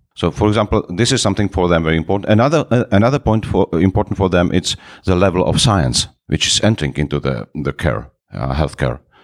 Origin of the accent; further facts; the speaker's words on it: Moravia, Czechia; English is a second language; moved away as an adult; now in Prague, Czech Republic; I'm from the Moravia. It's another part from Prague.